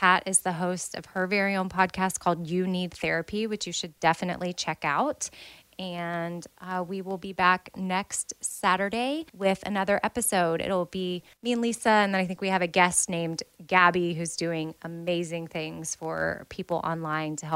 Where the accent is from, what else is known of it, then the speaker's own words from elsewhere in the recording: United States; I'm American